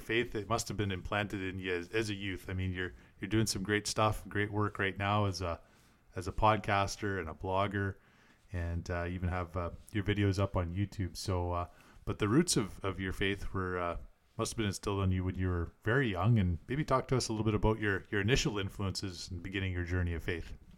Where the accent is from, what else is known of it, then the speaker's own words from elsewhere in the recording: Canada; as a Canadian